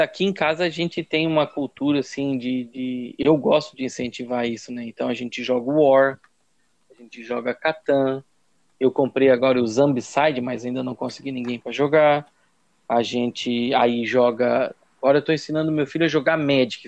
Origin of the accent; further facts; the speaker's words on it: São Martinho, Santa Catarina, Brazil; also born or lived in Brusque / Tubarão; Depois que eu voltei pra, pra, pra minha casa, pra casa dos meus pais em São Martinho